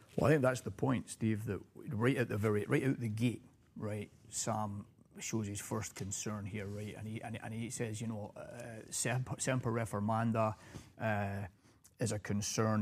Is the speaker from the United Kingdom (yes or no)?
yes; United Kingdom; now in United States; having been a Brit